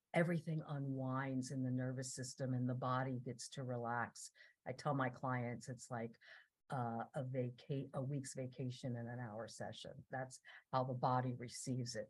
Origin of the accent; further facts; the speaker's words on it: New Jersey, United States; I grew up in New Jersey